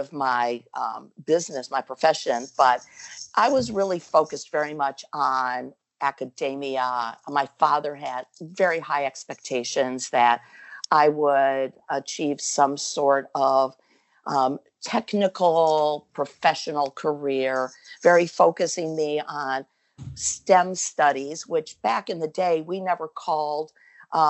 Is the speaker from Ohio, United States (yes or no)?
yes; Cleveland, Ohio, United States; moved away as an adult; also born or lived in Philadelphia; I'm from Cleveland, Ohio, originally, a Buckeye